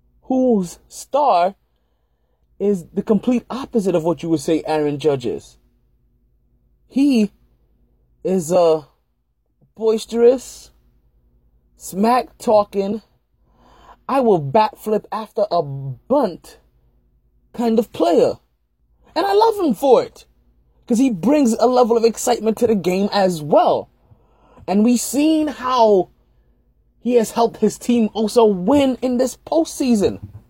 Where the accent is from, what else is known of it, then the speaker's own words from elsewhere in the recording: New York City, New York, United States; moved away; me being a New Yorker, me being a fellow New Yorker, right? Brooklyn in the house without a doubt.